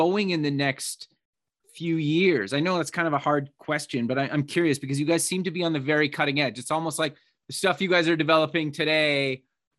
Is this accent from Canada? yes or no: yes; Canada; also born or lived in Edmonton, Alberta; I'm actually Canadian. I live in Edmonton